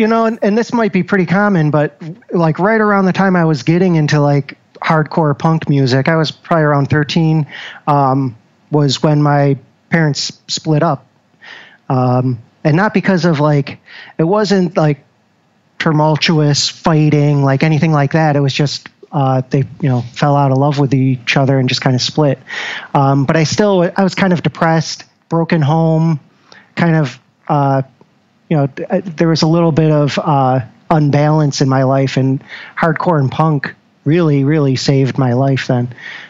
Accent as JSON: {"language": "English", "town": "Syracuse", "region": "New York", "country": "United States", "tie": "born or raised there", "lives_now": "Rochester, United States", "said": "No, born and raised in Syracuse."}